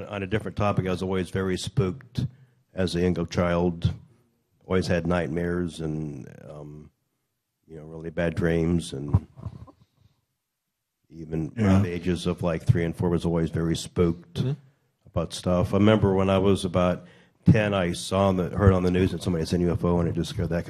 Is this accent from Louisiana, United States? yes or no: no; Ohio, United States; moved away as an adult; also born or lived in Michigan; I moved to Michigan from Ohio after high school.